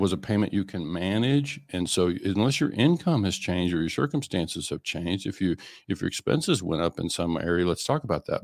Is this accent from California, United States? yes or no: no; Oklahoma, United States; I was in Oklahoma